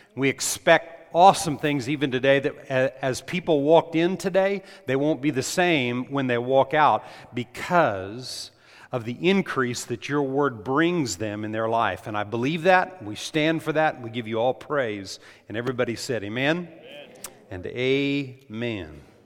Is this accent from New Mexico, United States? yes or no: yes; New Mexico, United States; I grew up in New Mexico